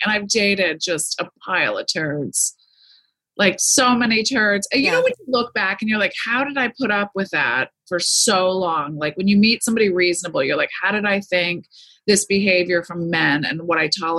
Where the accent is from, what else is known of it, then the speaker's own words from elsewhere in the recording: Easton, Pennsylvania, United States; also born or lived in Allentown, Pennsylvania; now in Malibu, United States; I grew up with in Easton, Pennsylvania, Allentown.